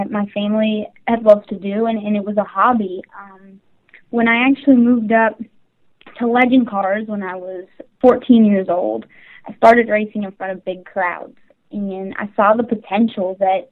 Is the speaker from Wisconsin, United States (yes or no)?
no; Carson City, Nevada, United States; I am originally from Carson City, Nevada